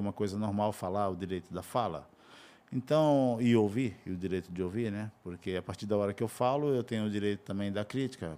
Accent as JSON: {"language": "Portuguese", "town": "Pilão Arcado", "region": "Bahia", "country": "Brazil", "tie": "born or raised there", "also_born_or_lived": "Tocantins / Peruíbe", "moved": "yes", "lives_now": "Federal District, Brazil", "said": "eu sou baiano de Pilão Arcado"}